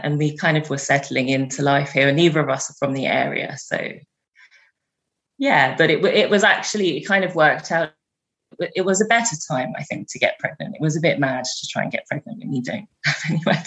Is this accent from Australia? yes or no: no; England, United Kingdom; moved away; I'm from England